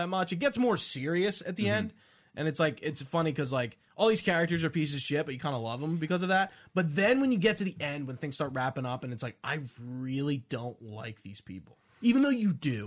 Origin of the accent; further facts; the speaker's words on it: Delaware County, Philadelphia suburb, Pennsylvania, United States; we're not from Jersey. All right. We're from Delaware County